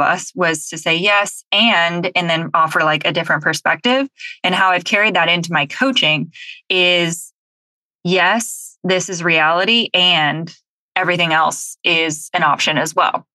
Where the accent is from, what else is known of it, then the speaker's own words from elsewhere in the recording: Southern California, United States; I grew up in Southern California